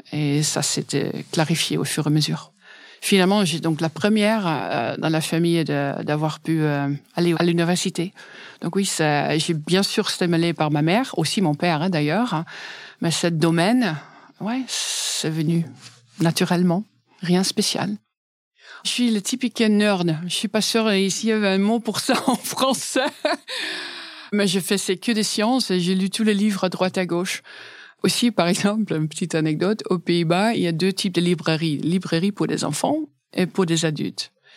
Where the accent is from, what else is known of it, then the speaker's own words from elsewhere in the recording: Dinxperlo, Gelderland, Netherlands; French is a second language; moved away as an adult; now in France; Je suis née à Dingsperlo. C'est un village tout petit à l'est des Pays-Bas, aux frontières avec l'Allemagne